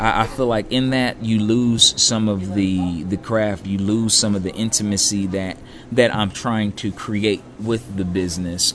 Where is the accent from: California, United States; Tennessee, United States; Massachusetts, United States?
California, United States; moved away; I'm from California